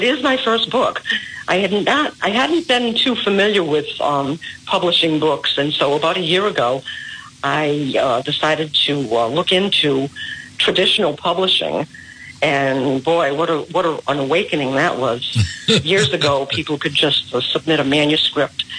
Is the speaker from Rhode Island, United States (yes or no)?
yes; Woonsocket, Rhode Island, United States; I was born and raised in Woonsocket